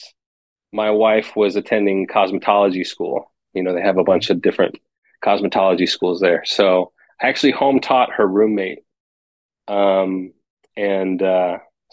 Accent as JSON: {"language": "English", "town": "San Diego", "region": "California", "country": "United States", "moved": "as an adult", "lives_now": "Austin, United States", "said": "I'm from San Diego, California"}